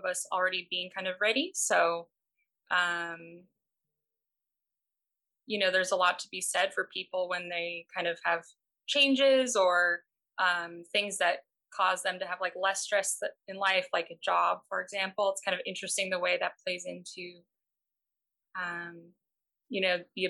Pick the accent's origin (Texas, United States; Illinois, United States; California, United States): California, United States; Pasadena; I'm from Pasadena. I've lived here most of my life